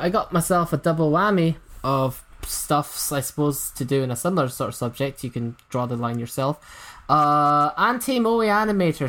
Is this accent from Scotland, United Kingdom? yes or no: yes; Scotland, United Kingdom; I'm from Scotland, if you couldn't tell